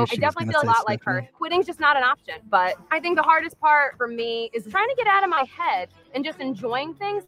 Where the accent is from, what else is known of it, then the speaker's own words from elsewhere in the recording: Asbury Park, New Jersey, United States; I'm a registered dietitian, and I'm from Asbury Park, New Jersey.